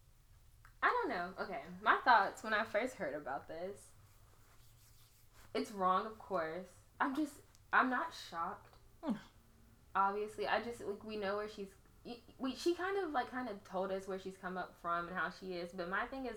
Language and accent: English; Houston, Texas, United States; I grew up in Houston